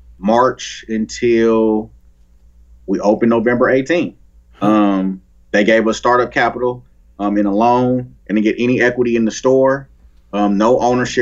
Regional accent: Oakland, California, United States; I grew up in Oakland, the community I grew up, I'm 40

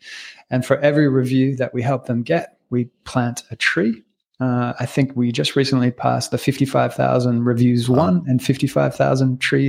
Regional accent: Australia; also born or lived in Canada; I was born in Canada to French-Italian parents, raised in Australia

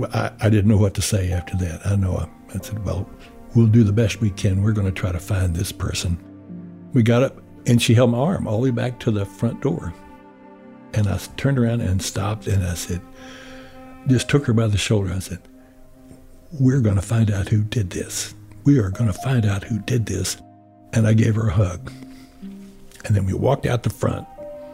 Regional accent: the South, United States; I'm from the South. We touch and hug a lot of people

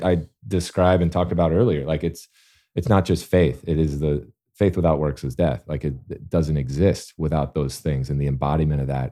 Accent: Alabama, United States; I'm born and raised in Alabama

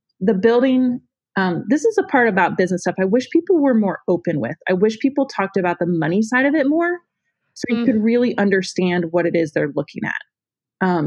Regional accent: Northern Ohio, United States; now in Tennessee, United States; I grew up in Northern Ohio.

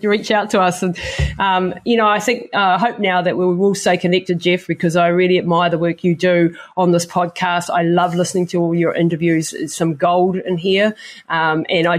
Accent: New Zealand; I come from the Maori culture in New Zealand

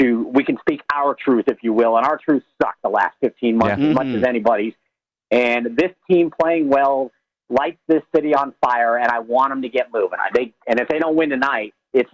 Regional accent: Colorado, United States; now in Las Vegas, United States; I love my home state

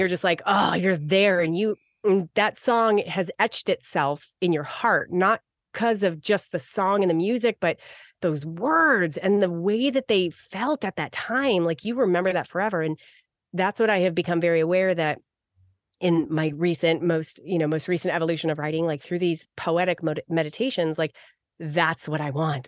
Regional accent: Arizona, United States; I grew up in Arizona

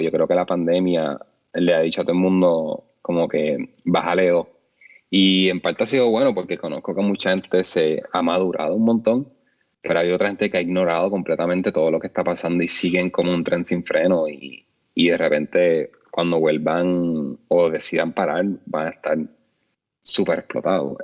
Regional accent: Puerto Rico; como puertorriqueños

